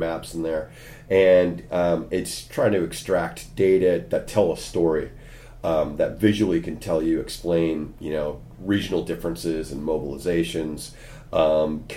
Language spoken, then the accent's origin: English; California, United States; moved away as an adult; now in Cork, Ireland; As you can tell from my accent, I'm not a native of Cork. I'm an American from California, but I did my graduate work over here in Ireland